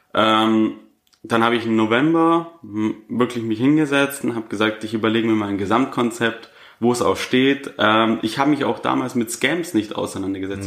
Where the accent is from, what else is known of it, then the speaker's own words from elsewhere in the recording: Augsburg, Bavaria, Germany; 25 Jahre jung und komme aus Augsburg